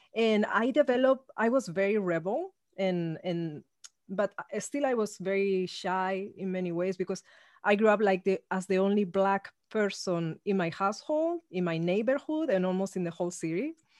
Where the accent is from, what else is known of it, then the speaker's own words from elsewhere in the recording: Spain; now in Los Angeles, United States; I come from Spain, actually, I, even though I live in Los Angeles. So I grew up in an ultra-conservative regime.